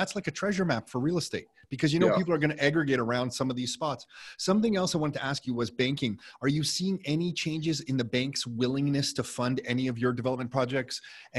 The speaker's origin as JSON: {"language": "English", "town": "Mississauga", "region": "Ontario", "country": "Canada", "tie": "born or raised there", "said": "we grew up in Mississauga."}